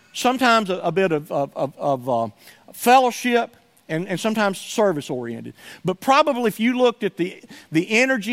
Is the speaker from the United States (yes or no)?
yes; Somerville, United States; born or raised there; moved away